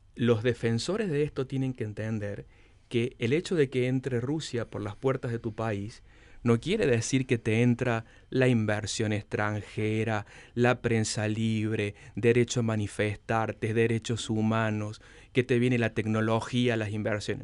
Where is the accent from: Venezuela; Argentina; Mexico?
Argentina; Córdoba; moved away as an adult; also born or lived in Russia; desde siendo un joven estudiante que llegué solo de Córdoba cuando había fax para comunicarme con mis padres